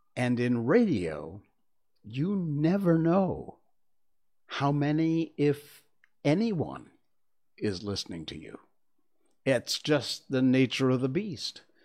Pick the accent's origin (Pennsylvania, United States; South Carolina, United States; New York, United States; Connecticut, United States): Connecticut, United States; Cornwall; moved away; I grew up in Cornwall, Connecticut, which is in the northwest corner of the state.